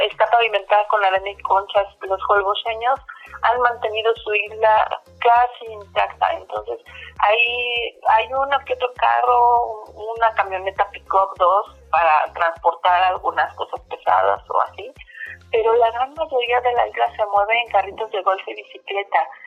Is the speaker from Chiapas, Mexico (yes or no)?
no; Mexico City, Mexico; moved away as an adult; now in Cancún, Mexico; Nosotros nos mudamos aquí a, la zona de Cancún, nosotros somos de la Ciudad de México.